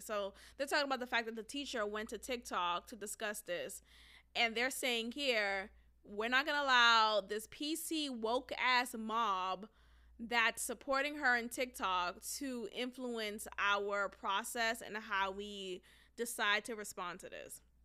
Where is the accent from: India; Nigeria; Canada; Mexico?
Nigeria; I'm Nigerian